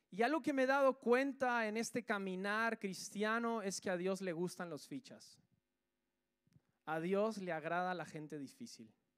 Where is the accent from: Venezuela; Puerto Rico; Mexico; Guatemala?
Guatemala; now in Spain; Yo soy de Guatemala